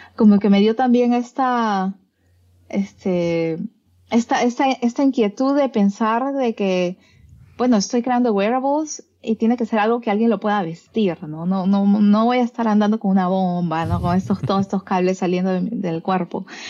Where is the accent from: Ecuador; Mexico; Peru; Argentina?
Peru; moved away as an adult; yo salí de Perú buscando ese aspecto creativo y convertirme en una investigadora